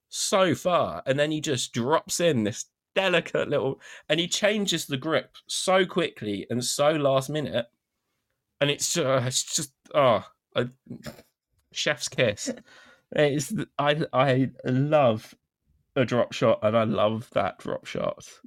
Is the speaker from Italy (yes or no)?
no; United Kingdom; I'm a Brit